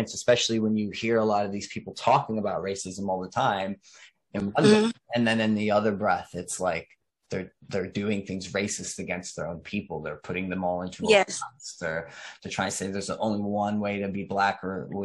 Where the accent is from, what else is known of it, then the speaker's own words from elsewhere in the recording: Elizabeth, New Jersey, United States; I grew up in an urban environment. So I grew up in Elizabeth, New Jersey